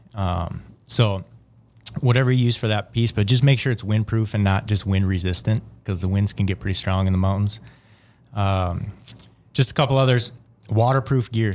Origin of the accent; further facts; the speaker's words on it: Wisconsin, United States; I grew up in a smaller town in Wisconsin.